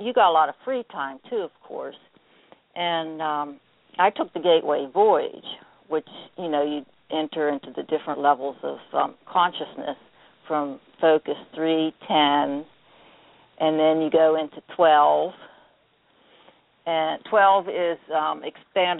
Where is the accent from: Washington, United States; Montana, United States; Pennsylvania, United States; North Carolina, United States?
Pennsylvania, United States; a small town outside of Bedford, Bedford County; accent: Pittsburghese and hick; also born or lived in Pittsburgh, Pennsylvania; I grew up in a small town outside of Bedford, only a population of about 300 people.